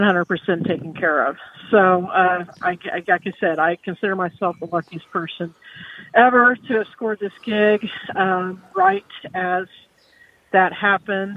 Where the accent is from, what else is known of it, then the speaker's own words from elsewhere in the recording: Salina, Kansas, United States; my hometown of Salina